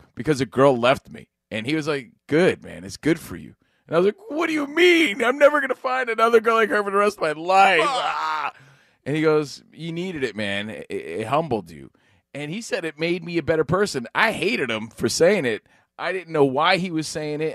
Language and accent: English; Union, New Jersey, United States; Union, New Jersey, my hometown